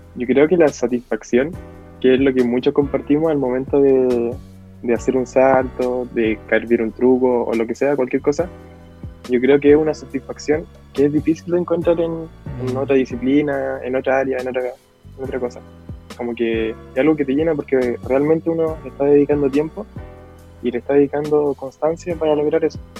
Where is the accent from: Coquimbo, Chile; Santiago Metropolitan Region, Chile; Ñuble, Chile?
Coquimbo, Chile; La Serena; de la ciudad de La Serena